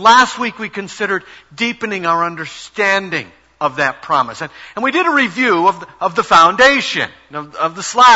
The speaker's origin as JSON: {"language": "English", "town": "Chicago", "region": "Illinois", "country": "United States", "tie": "born or raised there", "also_born_or_lived": "Brooklyn", "moved": "as an adult", "said": "my parents' home, which was in the Chicago area. They were gone. It's the house, of course, that I grew up"}